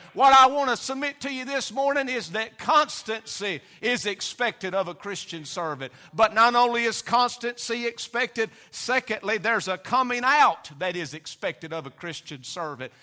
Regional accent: Hurricane, United States; I was raised in the Hurricane community

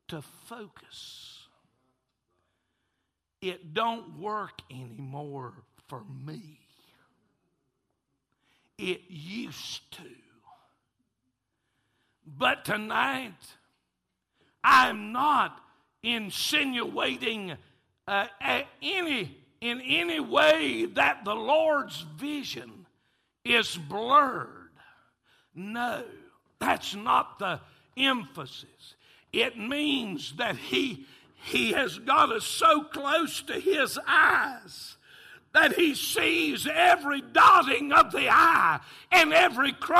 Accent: Taylorsville, North Carolina, United States; I'm from Taylorsville

